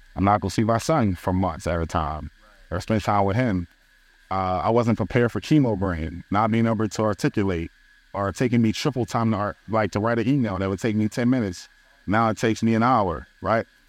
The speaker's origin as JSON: {"language": "English", "town": "Philadelphia", "region": "Pennsylvania", "country": "United States", "moved": "yes", "said": "I'm from Philly"}